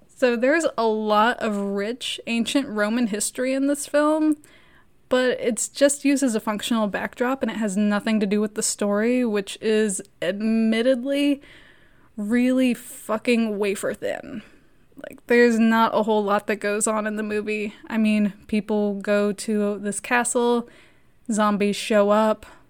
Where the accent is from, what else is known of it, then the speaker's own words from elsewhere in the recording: United States; being American